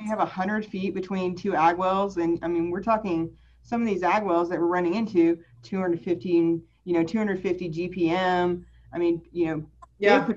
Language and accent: English; Lubbock, Texas, United States; also born or lived in Houston, Texas / Dallas, Texas / Austin, Texas; I grew up mostly in Lubbock. I was, I was born in Houston, but most of my uh, schooling was in Lubbock